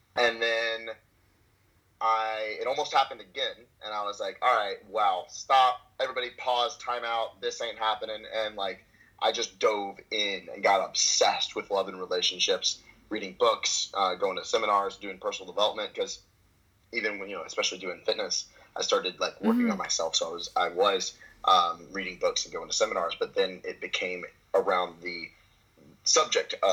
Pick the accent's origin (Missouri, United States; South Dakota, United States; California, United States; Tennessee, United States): Tennessee, United States; Memphis; also born or lived in Dallas, Texas / Australia / Canada; now in Santa Monica, United States; Born and raised in Memphis, and then I spent 2 years in Dallas